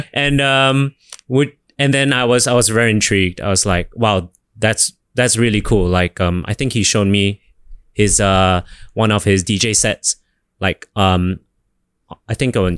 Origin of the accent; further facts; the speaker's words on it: Singapore; moved away as an adult; also born or lived in Seoul; have been based in a couple of cities before coming back to my hometown in Singapore.